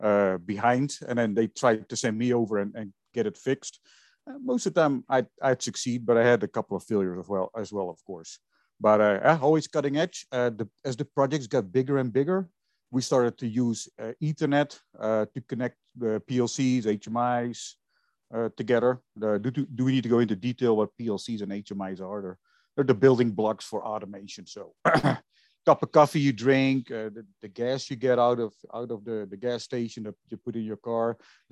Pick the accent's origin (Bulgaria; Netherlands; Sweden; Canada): Netherlands; moved away; I was originally born and raised in Holland